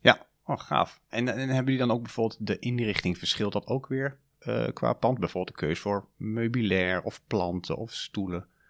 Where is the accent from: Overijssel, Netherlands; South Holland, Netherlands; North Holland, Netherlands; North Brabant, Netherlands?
Overijssel, Netherlands; Almelo; accent: eastern Dutch; also born or lived in Deventer; now in Utrecht, Netherlands; mochten jullie dat aan mijn accent al gehoord hebben, ik ben oorspronkelijk uit Oost-Nederland, uit Almelo